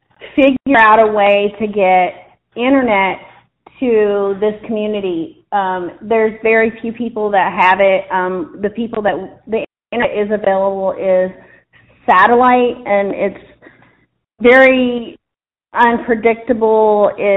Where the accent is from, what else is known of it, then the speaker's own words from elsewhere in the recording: Dayton, Ohio, United States; moved away as an adult; now in Clear Fork Valley, United States; I actually wasn't raised in the South. I was raised in Dayton, Ohio. I've been here in the Clear Fork Valley for about going on 13 years.